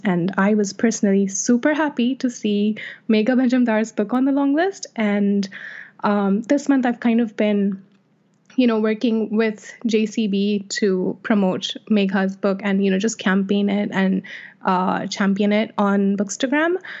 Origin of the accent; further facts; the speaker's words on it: Jeddah, Makkah Province, Saudi Arabia; Jeddah, which is my hometown